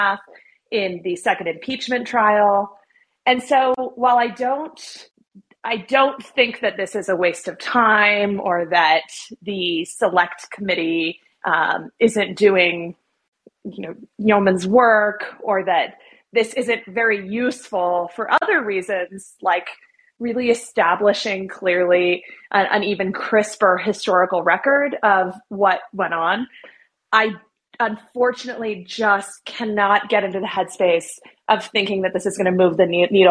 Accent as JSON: {"language": "English", "region": "Arizona", "country": "United States", "tie": "born or raised there", "moved": "as an adult", "lives_now": "Washington, D.C., United States", "said": "I have a lot of love for my home state, even though I am a swamp creature now"}